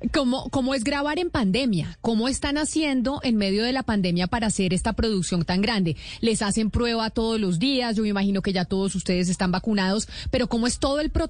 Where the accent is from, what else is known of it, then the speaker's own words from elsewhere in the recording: Colombia; y ahí entonces le pregunto yo, como colombiana, ¿cuál es la diferencia de la Voz Kids Colombia con las eh, otras Voz Kids en donde usted ha estado en Estados Unidos?